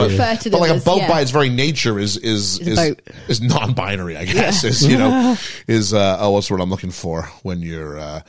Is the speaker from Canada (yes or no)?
yes; Canada; now in England; I was, no, I am Canadian.